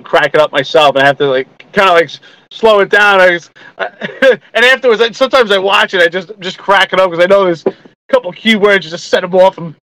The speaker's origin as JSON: {"language": "English", "town": "New York City", "region": "New York", "country": "United States", "tie": "born or raised there", "also_born_or_lived": "Houston, Texas", "said": "So I grew up in Staten Island, Brooklyn."}